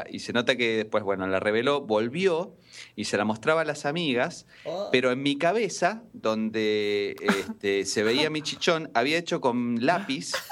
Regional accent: Tierra del Fuego, Argentina; also born or lived in Buenos Aires; yo encuentro una foto mía eh, cuando era recién nacido en Tierra del Fuego, ya yo nací en Buenos Aires, pero

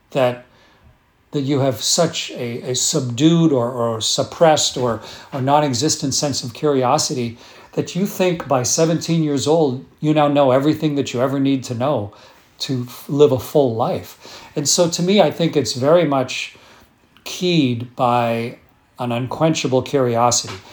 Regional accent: Sarnia, Ontario, Canada; born there; But I was born in Sarnia, Ontario.

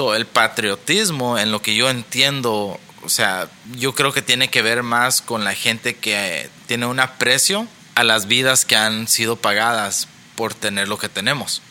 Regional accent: Mexico; now in United States; yo me siento orgulloso de ser mexicano

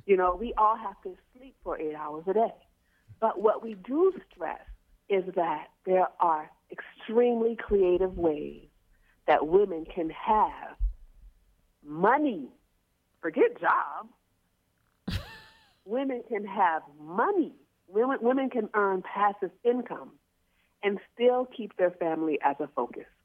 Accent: New Orleans, Louisiana, United States; we're from New Orleans

